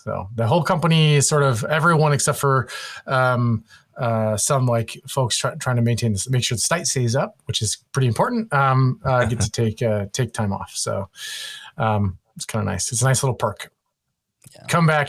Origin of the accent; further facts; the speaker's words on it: Illinois, United States; Out in the boonies in a town, a village, let's say, of 350 people. If you blink, you miss it. Oh. Right in the middle of a bunch of cornfields.